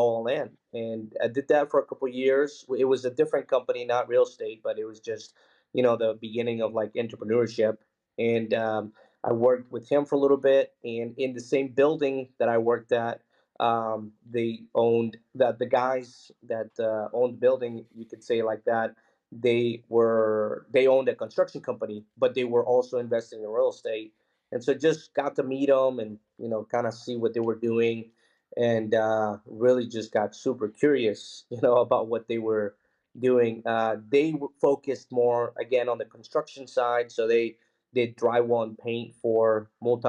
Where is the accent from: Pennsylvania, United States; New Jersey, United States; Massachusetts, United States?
Pennsylvania, United States; Philadelphia; also born or lived in Mexico City, Mexico; when I was 6 years old, we moved to Philadelphia, Pennsylvania, and, you know, grew up really humble beginnings.